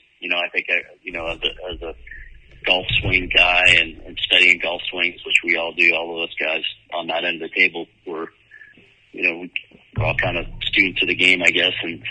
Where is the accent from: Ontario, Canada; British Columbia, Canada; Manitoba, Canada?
Ontario, Canada; Sarnia; my hometown in Sarnia